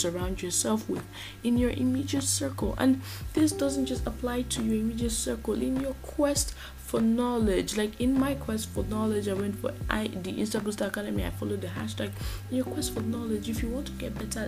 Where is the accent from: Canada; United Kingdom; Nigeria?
Nigeria; a Nigerian podcaster